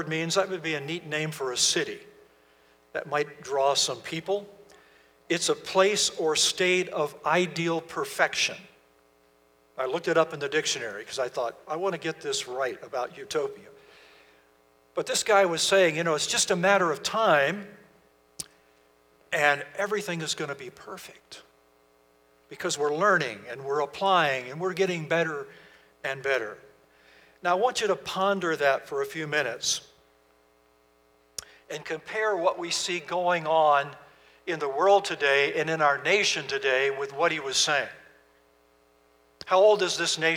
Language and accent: English; Virginia, United States; moved away; We're from Virginia originally.